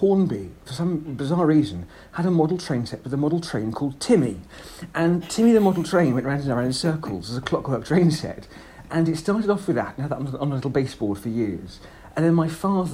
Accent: South Buckinghamshire, South East England, United Kingdom; I grew up in South Buckinghamshire

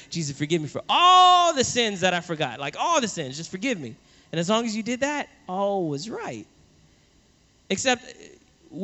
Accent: New Orleans, Louisiana, United States; I grew up in New Orleans

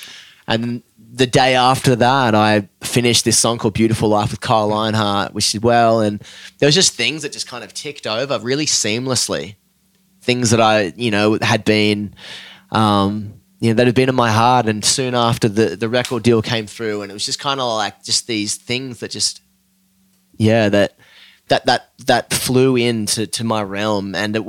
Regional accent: Australia; especially being Aussie, tall poppy, dude, fucking get smacked down

